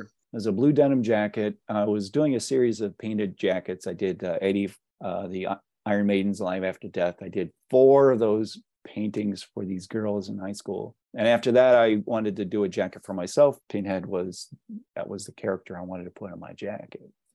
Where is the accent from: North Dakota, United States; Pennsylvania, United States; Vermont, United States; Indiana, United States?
Pennsylvania, United States; Pittsburgh; I'm from Pittsburgh